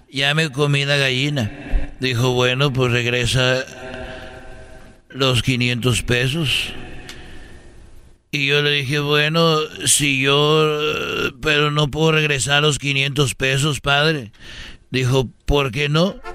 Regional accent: Huentitán, Jalisco, Mexico; porque yo soy de Huentitán. mi hijo. De ahí soy yo.

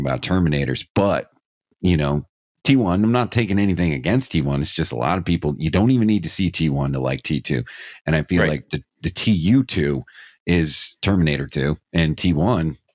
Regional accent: Scranton, Pennsylvania, United States; I'm from Scranton, Pennsylvania

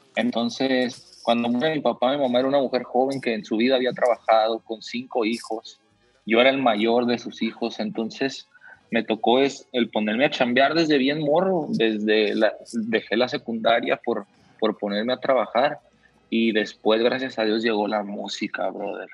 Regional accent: Mexico; yo como mexicano

